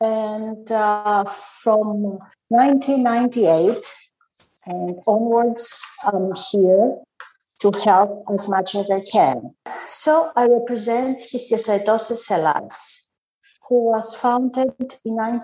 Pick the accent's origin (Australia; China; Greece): Greece; I'm from Greece.